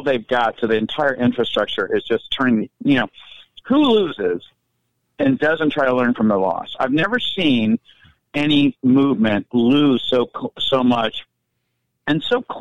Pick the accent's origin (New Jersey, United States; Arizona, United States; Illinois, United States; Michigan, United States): Michigan, United States; Detroit; also born or lived in Portland; I'm from Detroit.